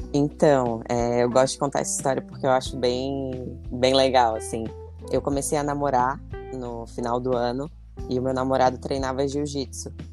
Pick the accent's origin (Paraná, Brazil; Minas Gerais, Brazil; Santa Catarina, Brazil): Santa Catarina, Brazil; Florianópolis; sou aqui da Grande Florianópolis